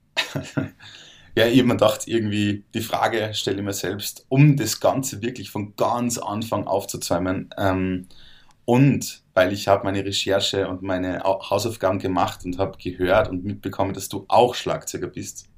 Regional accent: Salzburg, Austria; ich komme aus Salzburg

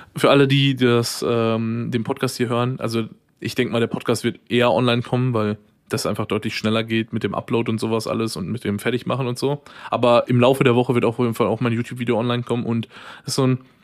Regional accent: Ruhr area, North Rhine-Westphalia, Germany; wir so als Ruhrpottler, ähm, ich ja ein bisschen mehr als du tatsächlich

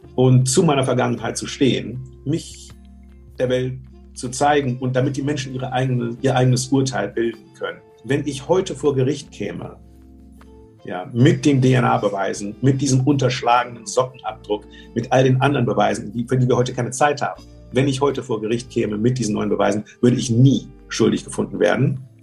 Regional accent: Germany; moved away; also born or lived in United States; komme ich zurück nach Deutschland, mein Heimatland

